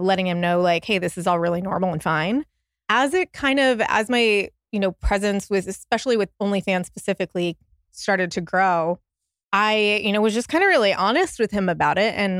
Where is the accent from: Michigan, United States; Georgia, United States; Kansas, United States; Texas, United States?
Texas, United States; Austin; moved away as an adult; I grew up in Austin